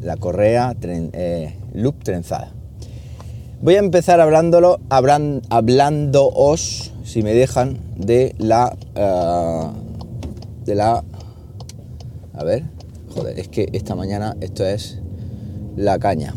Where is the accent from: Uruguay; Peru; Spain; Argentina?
Spain; Jaén, Andalusia; moved away as an adult; also born or lived in Valdepeñas / La Solana; podría ya estar trabajando aquí en, mi tierra, aquí en Jaén